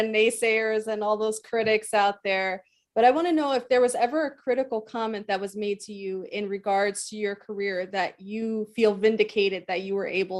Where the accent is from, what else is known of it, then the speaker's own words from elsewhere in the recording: New Jersey, United States; we both are born and raised in New Jersey